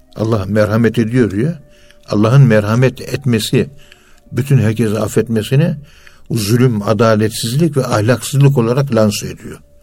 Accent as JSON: {"language": "Turkish", "country": "Turkey", "said": "Biz Müslümanız. Biz Türküz"}